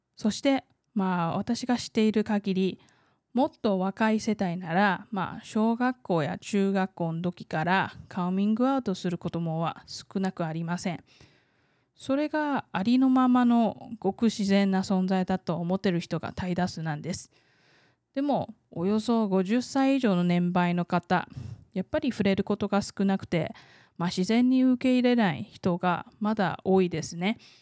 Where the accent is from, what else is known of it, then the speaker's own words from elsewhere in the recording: Taiwan; 台湾生まれ台湾育ち